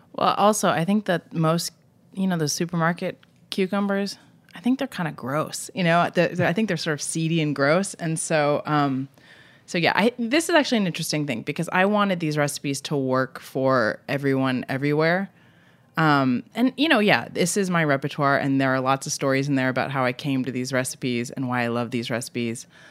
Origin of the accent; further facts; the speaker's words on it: Vermont, United States; moved away as an adult; also born or lived in Boston; now in San Francisco, United States; I grew up in Vermont, uh, and I lived in Boston